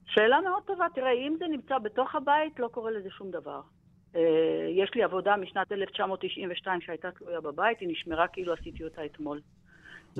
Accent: Beersheba, Southern District, Israel; אני מבאר שבע, ילידת באר שבע.

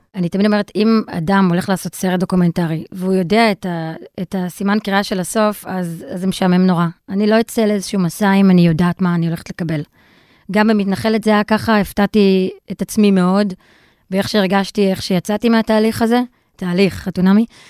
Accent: Israel; כי גדלתי בישראל, ואבא שלי וסבתא שלי דיברו ערבית לידי

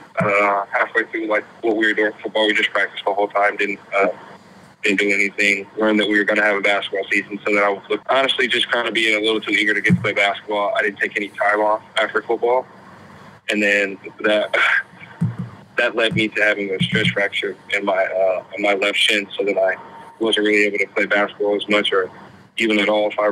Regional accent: Muskegon, Michigan, United States; I'm just from Muskegon, so like 30 minutes away

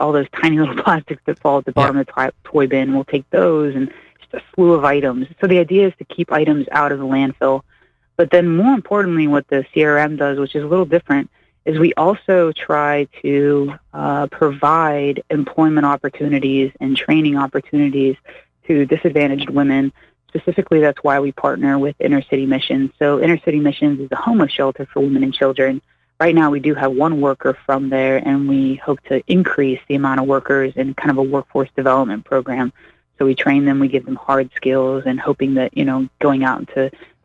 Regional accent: Pittsburgh, Pennsylvania, United States; now in Springfield, United States; I come from the East Coast, originally out of Pittsburgh

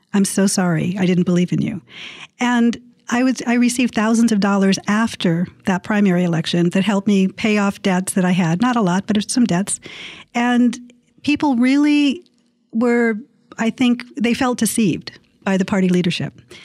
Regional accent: San Diego, California, United States; my hometown

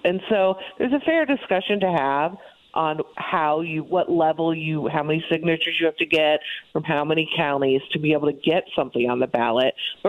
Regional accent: Ohio, United States; now in Indiana, United States; I grew up in Ohio with ballot referendums.

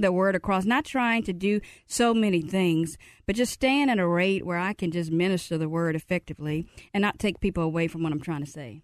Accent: Mississippi, United States; I'm from Mississippi.

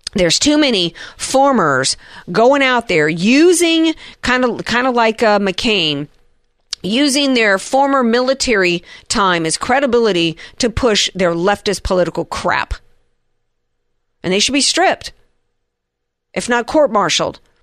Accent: the South, United States; being a Southerner

